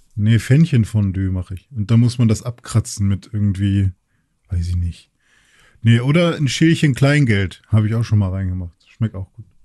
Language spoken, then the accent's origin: German; Germany; wir Deutschen